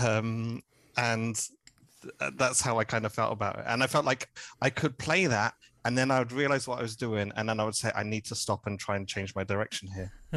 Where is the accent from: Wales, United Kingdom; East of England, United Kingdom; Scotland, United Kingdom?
East of England, United Kingdom; Hertfordshire; moved away as an adult; also born or lived in Cardiff; now in Berlin, Germany; I'm from the home counties. I'm from Hertfordshire originally